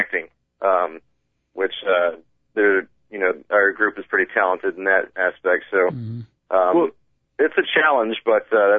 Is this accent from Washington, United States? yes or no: no; Georgia, United States; I got to say, I'm actually from Georgia, from the South.